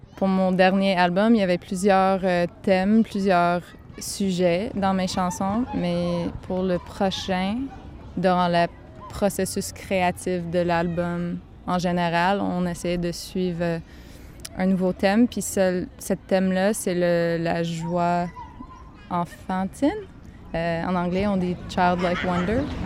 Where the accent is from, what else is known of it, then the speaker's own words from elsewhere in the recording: Gaspésie, Quebec, Canada; accent: Gaspé anglophone accent; moved away as an adult; now in Montreal, Canada; Maintenant, j'habite à Montréal, mais je viens de la Gaspésie